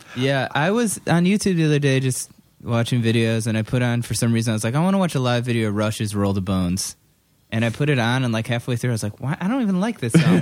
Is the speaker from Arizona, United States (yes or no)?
no; Cleveland, Ohio, United States; moved away; I'm from Cleveland, but it's like, and I go to the Rock Hall when I'm home sometimes.